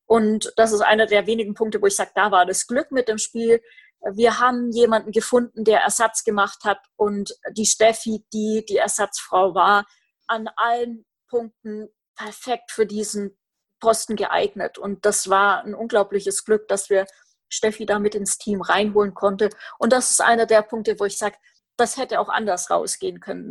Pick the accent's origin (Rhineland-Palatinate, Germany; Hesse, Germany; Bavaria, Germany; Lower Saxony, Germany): Bavaria, Germany; Roth; Ich komme aus Roth